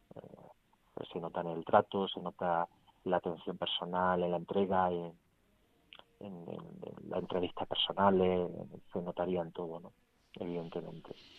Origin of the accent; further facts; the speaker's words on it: Aguilar de la Frontera, Andalusia, Spain; del pueblo donde yo me crié, de donde soy, de Aguilar de la Frontera